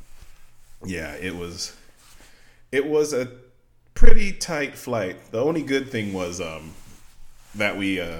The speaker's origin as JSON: {"language": "English", "town": "Las Vegas", "region": "Nevada", "country": "United States", "said": "I'm from Vegas"}